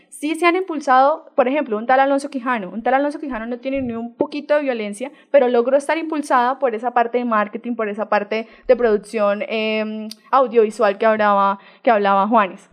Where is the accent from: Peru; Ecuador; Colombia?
Colombia; lo que somos como colombianos